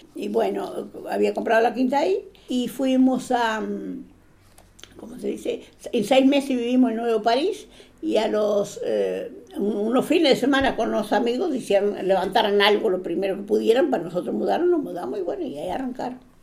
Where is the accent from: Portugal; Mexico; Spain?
Portugal; now in Uruguay; yo era portuguesa